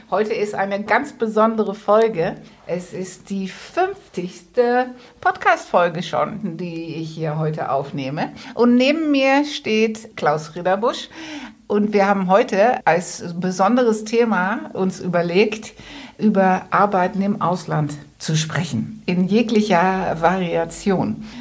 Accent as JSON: {"language": "German", "country": "Netherlands", "second_language": "German", "said": "Ich bin ja, alle Hörer wissen das, ich bin ja Holländerin"}